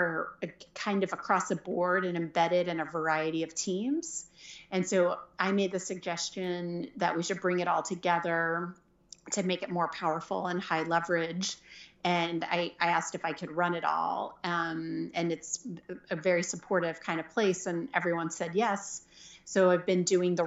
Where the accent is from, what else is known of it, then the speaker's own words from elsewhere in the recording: Jenks, Oklahoma, United States; moved away as an adult; also born or lived in Washington, D.C.; I grew up in Oklahoma and went to high school in Jinx